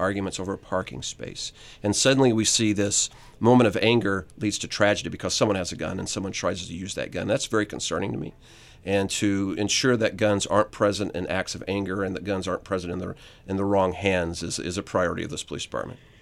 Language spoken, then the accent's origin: English; Southern Illinois, United States; moved away as an adult; now in Atlanta, United States; I was from Southern Illinois